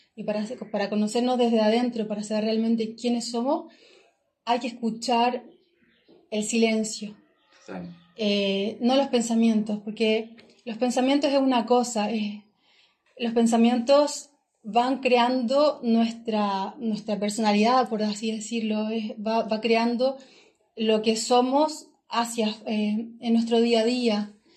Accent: Chillán, Ñuble, Chile; moved away as an adult; soy oriunda de Chillán, del sur de Chile

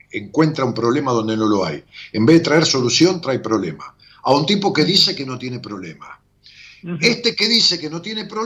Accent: Berazategui, Buenos Aires Province, Argentina; De Verazategui. Bueno, de Verazategui.

